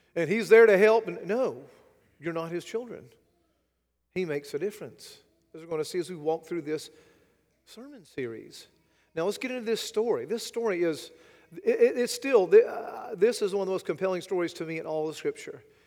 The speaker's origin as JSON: {"language": "English", "country": "United States", "said": "as an American, as a, a Westerner"}